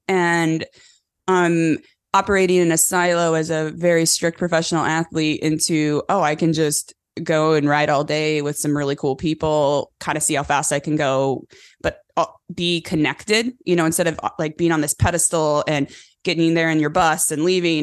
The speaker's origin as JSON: {"language": "English", "region": "California", "country": "United States", "tie": "born or raised there", "said": "born and raised in California on a cattle ranch"}